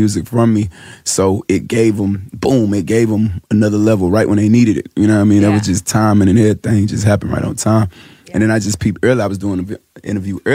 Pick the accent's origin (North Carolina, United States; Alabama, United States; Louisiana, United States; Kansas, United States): North Carolina, United States; Charlotte; I grew up in Charlotte